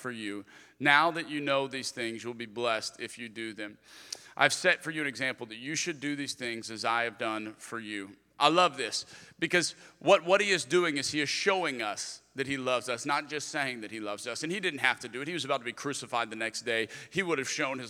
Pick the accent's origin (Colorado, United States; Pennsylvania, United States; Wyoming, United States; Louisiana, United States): Louisiana, United States; Lafayette; moved away as an adult; also born or lived in Birmingham; I'm originally from Lafayette, Louisiana, so that was the first church that I was